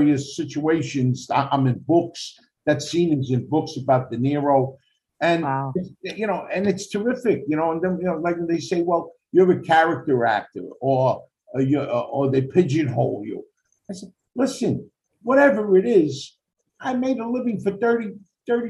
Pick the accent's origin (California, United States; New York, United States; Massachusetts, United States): New York, United States; I grew up in Spanish Harlem, but it was all Italian